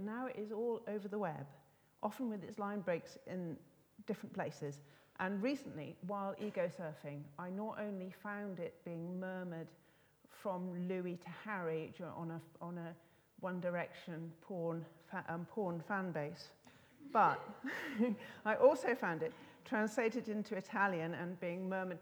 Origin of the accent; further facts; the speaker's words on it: Scotland, United Kingdom; moved away; I'm Scottish, and I can't live there. Don't live there anymore.